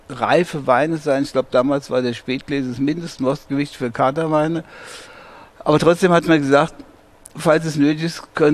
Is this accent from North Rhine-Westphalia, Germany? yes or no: no; Hesse, Germany; Rheingau ist meine Heimat. Hier drüben im ersten Stock bin ich geboren, 1945. Und ich war noch nie länger als am Stück 28 Tage von diesem Stückchen Erde entfernt.